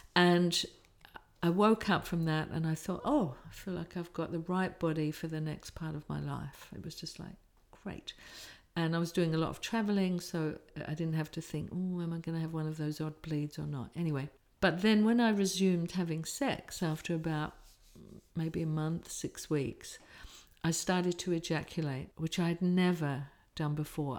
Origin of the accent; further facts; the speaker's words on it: England, United Kingdom; I'm English working class